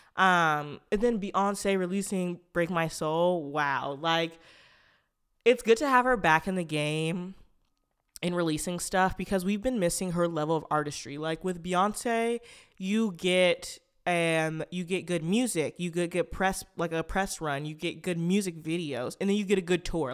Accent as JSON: {"language": "English", "town": "Portland", "region": "Oregon", "country": "United States", "said": "a Black person who's from Portland, Oregon"}